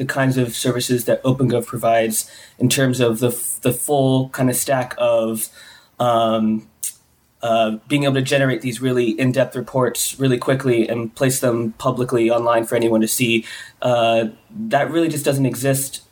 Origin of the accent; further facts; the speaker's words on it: Pensacola, Florida, United States; my hometown in Florida, Pensacola, which is very small